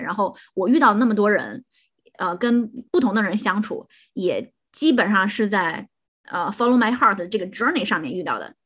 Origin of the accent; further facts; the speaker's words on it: Shandong, China; moved away as an adult; 山东人啊